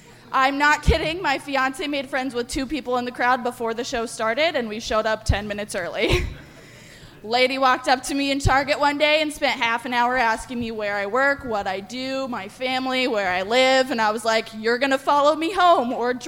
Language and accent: English; San Diego, California, United States; now in Des Moines, United States